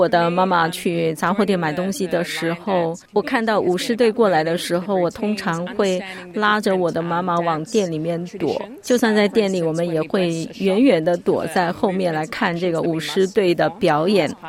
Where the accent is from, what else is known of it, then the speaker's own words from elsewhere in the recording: Canberra, Australian Capital Territory, Australia; also born or lived in Melbourne; 是的，在我出生以前，我的父母从香港移民到了墨尔本，后来我们全家搬到了堪培拉，在这里我很想了解我来自的文化